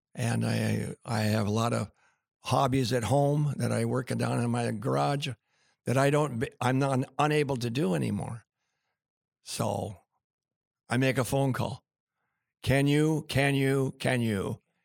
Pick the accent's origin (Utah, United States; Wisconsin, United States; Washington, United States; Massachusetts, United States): Washington, United States; Tacoma; I was born in Tacoma General Hospital